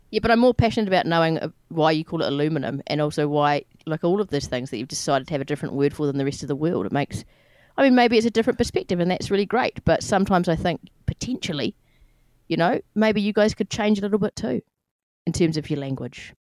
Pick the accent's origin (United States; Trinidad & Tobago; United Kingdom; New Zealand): New Zealand; I'm from New Zealand